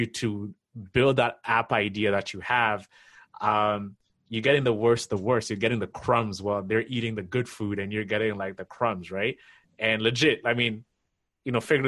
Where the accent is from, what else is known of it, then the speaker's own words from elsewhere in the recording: Kenya; now in North America; me coming from Kenya